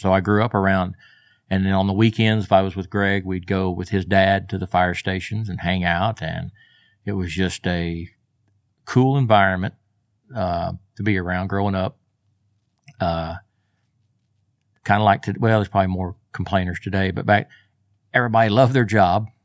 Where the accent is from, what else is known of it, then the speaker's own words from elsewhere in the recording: Del City, Oklahoma, United States; also born or lived in Moore, Oklahoma; Born and raised right here. Grew up in, uh, Maine and went most of my school years in Dell City